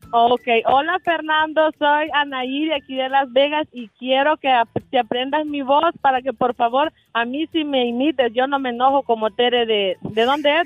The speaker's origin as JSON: {"language": "Spanish", "country": "El Salvador", "also_born_or_lived": "Delano, California / Tijuana", "moved": "yes", "said": "Yo soy del Salvador, estaba en El Salvador"}